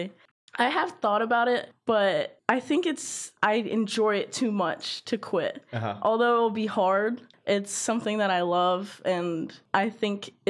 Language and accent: English; Miamisburg, Ohio, United States; now in Athens, United States; I worked at Yaskawa Motoman, which was in my hometown in Miamisburg